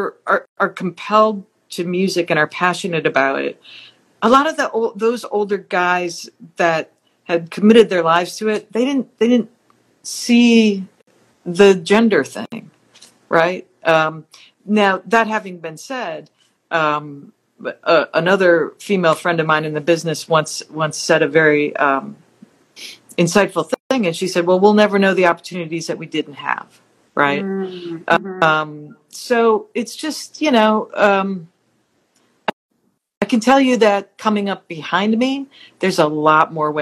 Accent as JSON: {"language": "English", "region": "Wisconsin", "country": "United States", "also_born_or_lived": "Hollywood", "moved": "as an adult", "said": "I'm from Wisconsin"}